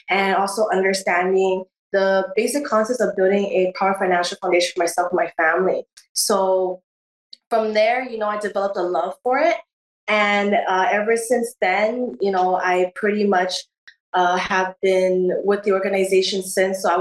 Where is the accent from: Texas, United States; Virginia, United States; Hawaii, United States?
Hawaii, United States; Honolulu; uh, I was born and raised in Honolulu, Hawaii